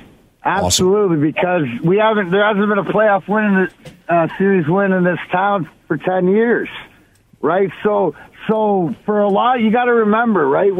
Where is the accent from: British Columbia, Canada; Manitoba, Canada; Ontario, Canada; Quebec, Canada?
Ontario, Canada; Leamington; I'm the kid from Leamington, Ontario. Everybody knows, like, give or take 10 minutes for the border. On the Canadian side, Joe Louis Arena was 40 minutes from my house. So I grew up over here, right?